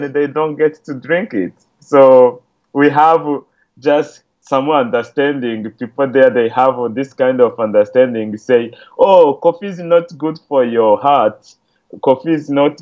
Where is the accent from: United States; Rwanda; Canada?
Rwanda; English is a second language; moved away; I'm from Rwanda, so I contacted a few friends back there.